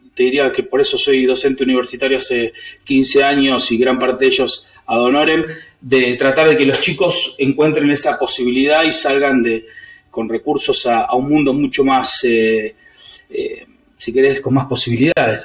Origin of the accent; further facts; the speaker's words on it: San Martín, Buenos Aires Province, Argentina; me crié en un barrio, me crié en San Martín con los códigos y las leyes de los barrios